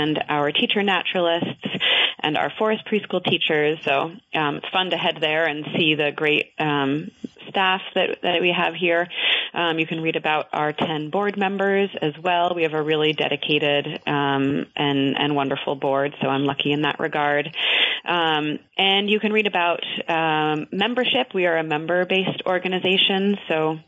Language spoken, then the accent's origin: English; North Ferrisburgh, Vermont, United States; moved away; also born or lived in Worcester, Vermont; I grew up in the Champlain Valley in North Ferrisburg